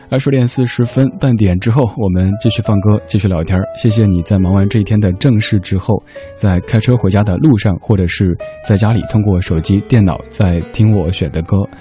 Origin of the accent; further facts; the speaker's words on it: Sichuan, China; accent: Sichuanese; first language Sichuanese; 我的家乡话，四川话